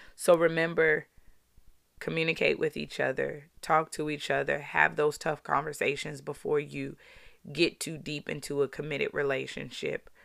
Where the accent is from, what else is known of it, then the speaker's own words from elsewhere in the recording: Baltimore, Maryland, United States; growing up in Baltimore